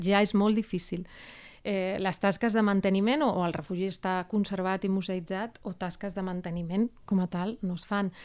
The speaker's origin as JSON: {"language": "Catalan", "town": "Seville", "region": "Andalusia", "country": "Spain", "moved": "yes", "lives_now": "Barcelona, Spain", "said": "jo sóc de Sevilla"}